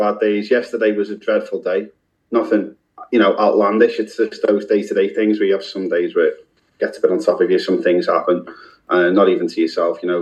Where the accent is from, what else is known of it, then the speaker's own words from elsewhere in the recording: Liverpool, North West England, United Kingdom; I'm from Liverpool